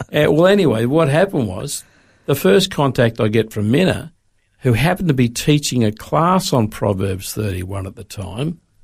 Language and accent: English; Sydney, New South Wales, Australia; moved away as an adult; also born or lived in Melbourne; now in Brisbane, Australia; I grew up in Sydney